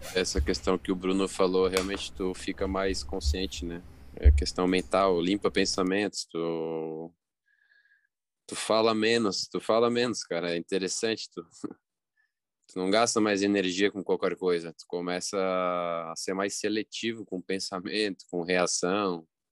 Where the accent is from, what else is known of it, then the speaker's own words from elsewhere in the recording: Brazil; eu nasci no Brasil